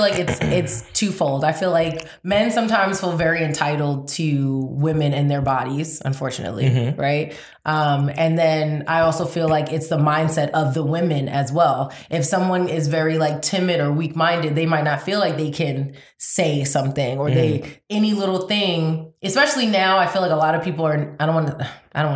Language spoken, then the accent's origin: English; New York, United States; I'm from New York